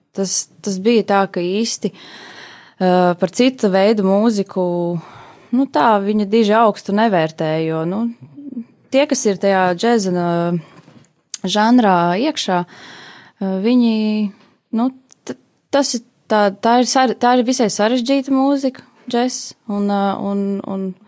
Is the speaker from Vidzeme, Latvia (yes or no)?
no; Jelgava, Zemgale, Latvia; Es esmu oriģināli no Jālgavas, Jālgavniec